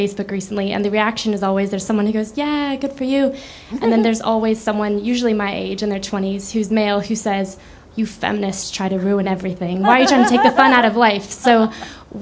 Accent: California, United States; I'm from California

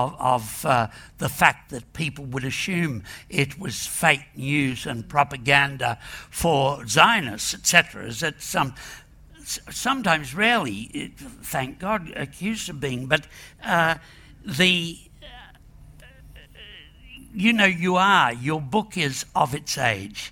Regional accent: Australia; I'm an Irish Australian hillbilly

